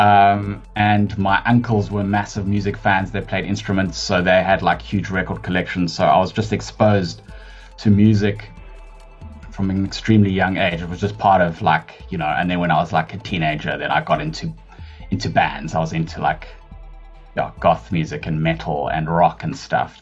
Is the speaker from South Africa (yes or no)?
yes; Johannesburg, Gauteng, South Africa; moved away as an adult; I actually grew up in Joburg. I'm a Joburg born and bred um, person.